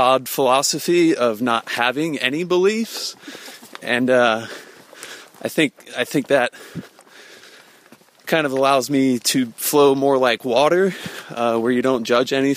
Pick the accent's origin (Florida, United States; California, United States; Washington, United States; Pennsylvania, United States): Florida, United States; Brandon; I'm from Brandon, Florida, which is just outside of Tampa. And I lived there since, like, 1986 when I was 6 years old